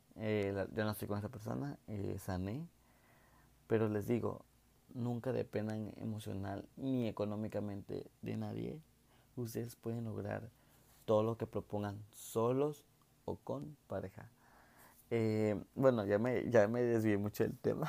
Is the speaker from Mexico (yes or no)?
yes; Mexico; soy un chico de México